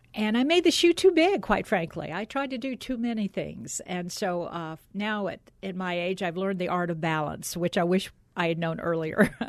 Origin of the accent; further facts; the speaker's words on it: College Park, Georgia, United States; I grew up in College Park, Georgia, which is a suburb of Atlanta